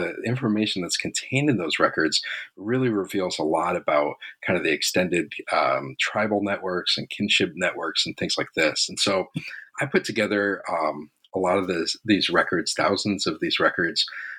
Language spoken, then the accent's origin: English; Los Angeles, California, United States; moved away as an adult; also born or lived in Santa Cruz, California; I was born and raised in Los Angeles. Grew up there, and you know, I'm a first generation college graduate